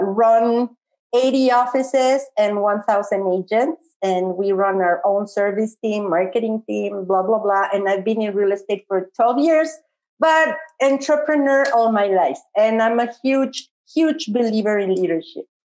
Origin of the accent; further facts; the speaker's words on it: Mexico City, Mexico; I'm from Mexico City.